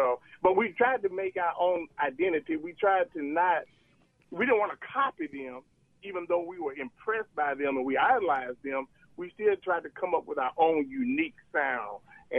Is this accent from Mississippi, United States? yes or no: yes; Jackson, Mississippi, United States; We're all from Jackson, of course, but we didn't even live in the same part of Jackson.